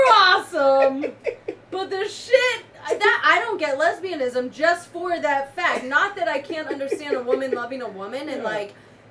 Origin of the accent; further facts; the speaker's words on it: Fairfax County, Northern Virginia, United States; moved away; also born or lived in Mesa, Arizona / Nairobi, Kenya; I grew up in the Nova, D.C., Virginia area. Whoop, whoop, Nova. Fairfax County